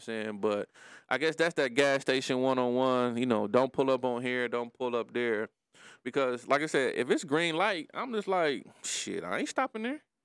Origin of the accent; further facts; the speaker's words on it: Detroit, Michigan, United States; I'm from Brightmoor, too.